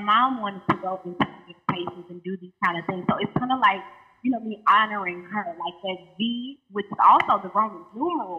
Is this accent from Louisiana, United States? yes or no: yes; Baton Rouge, Louisiana, United States; also born or lived in Atlanta; I'm from Baton Rouge, Louisiana, that 225.